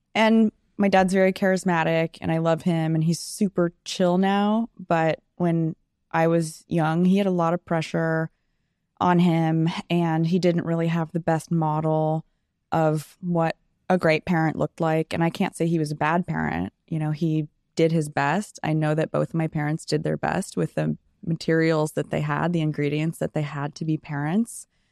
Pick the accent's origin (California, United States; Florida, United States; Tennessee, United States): California, United States; Sacramento; also born or lived in San Diego, California; I lived in San Diego till I was seven, and it's a beautiful place, and I so wish we would have stayed there, but we moved to beautiful Sacramento, California.